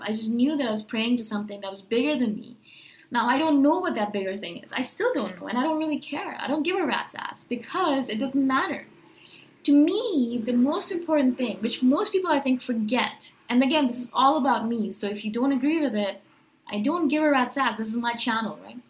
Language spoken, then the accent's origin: English; India; I was born in India. My parents are Indian, and they're Hindus and so, you know, we went to temples